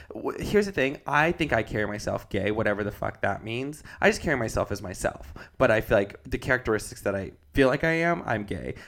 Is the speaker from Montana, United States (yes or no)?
yes; Montana, United States; we were growing up in Montana